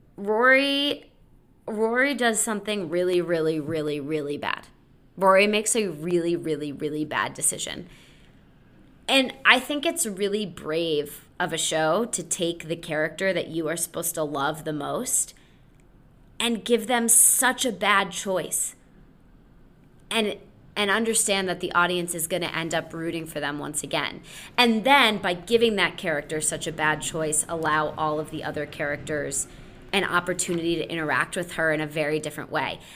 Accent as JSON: {"language": "English", "region": "Connecticut", "country": "United States", "tie": "born or raised there", "said": "growing up in Connecticut, uh, small town Connecticut"}